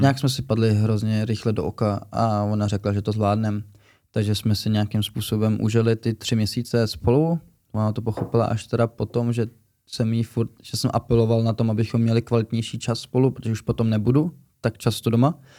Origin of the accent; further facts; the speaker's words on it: Czechia; also born or lived in Germany; že jsem Čech